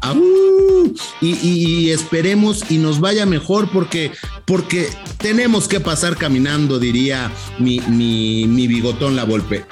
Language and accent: Spanish; Mexico; aquí en México